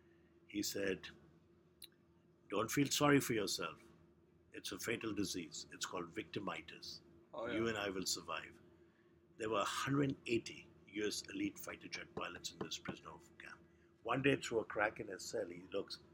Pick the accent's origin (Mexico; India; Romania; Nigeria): India; I was born in India